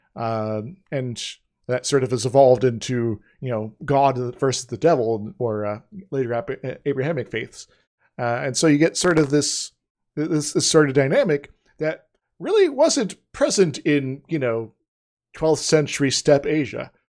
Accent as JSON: {"language": "English", "country": "United States", "said": "we, as the American public"}